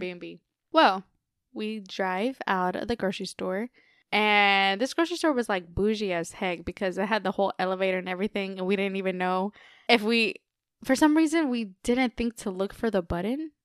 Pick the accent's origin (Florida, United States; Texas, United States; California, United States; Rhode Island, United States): Texas, United States; we're from Texas